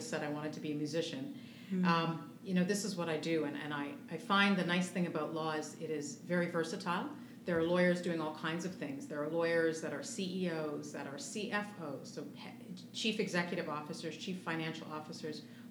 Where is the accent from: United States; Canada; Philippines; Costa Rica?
Canada; moved away as an adult; also born or lived in Toronto; I'm originally Canadian